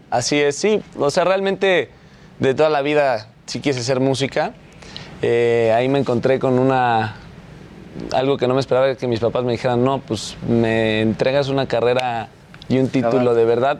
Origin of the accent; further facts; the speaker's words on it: Mexico; soy mexicano